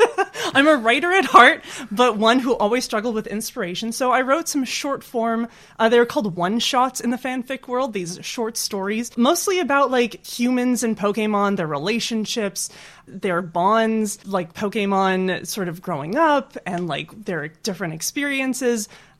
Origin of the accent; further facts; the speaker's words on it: Canada; I'm not biased at all as a Canadian.